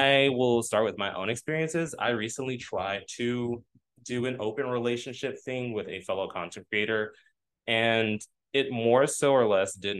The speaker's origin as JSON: {"language": "English", "region": "the South", "country": "United States", "said": "I'm from the South"}